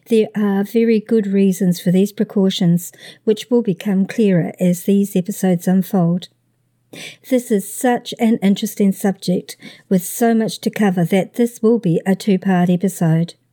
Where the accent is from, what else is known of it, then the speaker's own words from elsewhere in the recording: Midwest, United States; I'm from the Midwest, and that's still shorts weather to me.